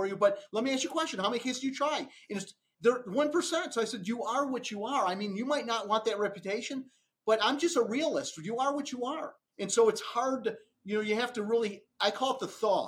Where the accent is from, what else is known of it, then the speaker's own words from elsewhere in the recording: Romeo, Michigan, United States; moved away as an adult; now in Atlanta, United States; I grew up in Romeo, Michigan, just outside of Detroit